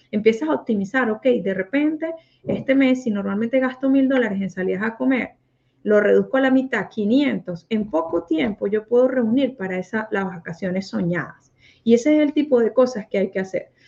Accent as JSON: {"language": "Spanish", "country": "Mexico", "moved": "yes", "lives_now": "United States", "said": "Y yo me vine de México para Estados Unidos y ahora el concurso lo van a hacer en México."}